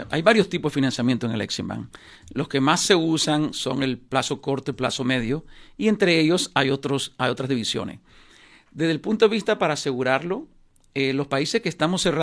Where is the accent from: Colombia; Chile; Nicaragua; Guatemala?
Nicaragua; Yo soy nicaragüense y lástima, no he hecho nunca un negocio